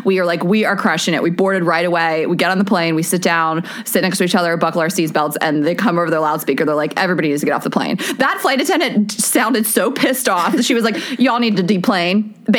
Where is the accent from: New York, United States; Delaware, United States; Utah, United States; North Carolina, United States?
Delaware, United States; I'm from Delaware. Dewey Beach is where I've lived there a bunch of summers, spent a lot of time there. It's my favorite place on earth.